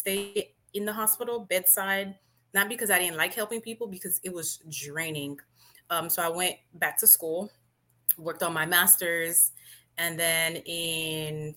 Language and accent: English; Miami, Florida, United States; also born or lived in Haiti (ancestry); I was born in Miami, but I do have a Haitian background. So I'm bilingual